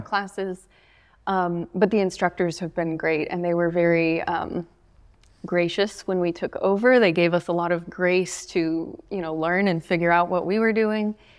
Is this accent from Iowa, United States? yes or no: no; Bluff City, Tennessee, United States; I grew up around here. I grew up in Bluff City.